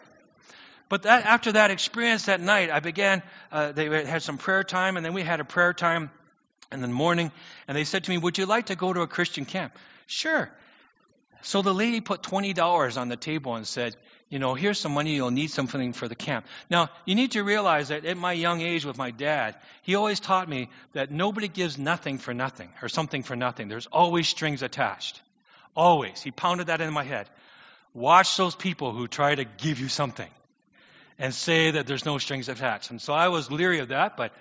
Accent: St. Thomas, Ontario, Canada; I grew up in St. Thomas

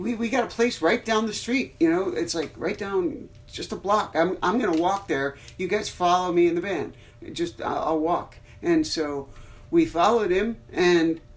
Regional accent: Arlington Heights, Illinois, United States; also born or lived in Wheeling, Illinois; I grew up in Wheeling and Arlington Heights, like northwest suburbs

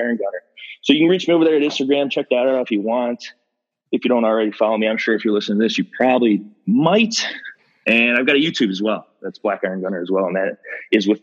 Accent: Ohio, United States; I was born and raised in Ohio, never really left

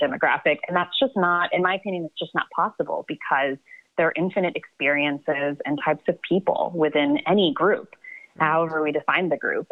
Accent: Atlanta, Georgia, United States; moved away as an adult; also born or lived in Baroda, India / New Jersey; now in New York, United States; I was born in Baroda, India, and then we lived. My parents and I lived in New Jersey for a little bit, but most of my my childhood and upbringing was in Atlanta.

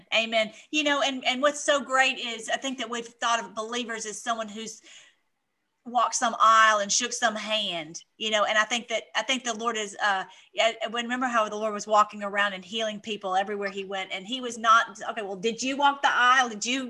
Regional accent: Canada; I'm from Aunt Canada.

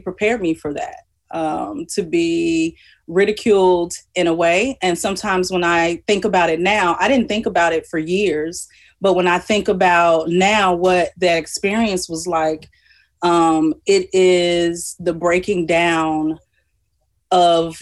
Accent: Chicago, Illinois, United States; Born and raised in Inglewood for high school. We moved further south out of the Inglewood community and attended Morgan Park High School

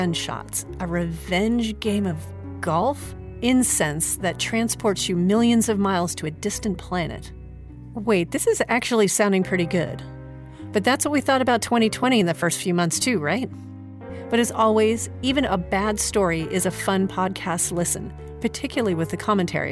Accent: San Francisco, California, United States; my hometown of San Francisco

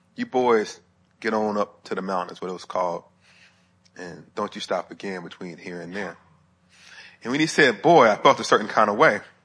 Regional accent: Huntsville, Alabama, United States; moved away as an adult; also born or lived in Sewanee, Tennessee; I was living in Huntsville, Alabama, up to where I went to school at the University of the South. in Swanee, Tennessee, it's about an hour and ten minutes from my hometown to where my university was

